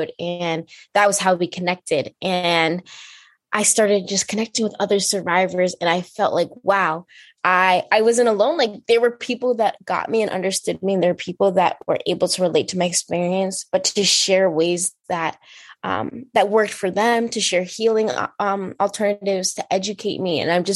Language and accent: English; New York, United States; I'm from New York.